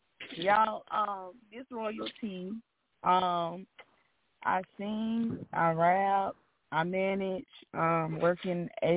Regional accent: North Carolina, United States; I'm from North Carolina.

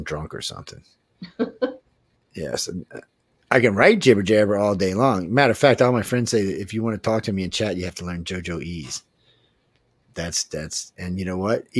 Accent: Cajun, Louisiana, United States; accent: Cajun; my Cajun accent

